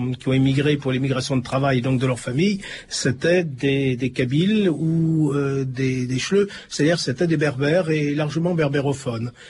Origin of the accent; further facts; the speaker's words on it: Tunisia; moved away as an adult; now in France; Je suis tunisien. Quand je suis parti de là-bas, j'avais déjà mon bac. Puis j'avais cru que la France, quoi, c'était le paradis, quoi.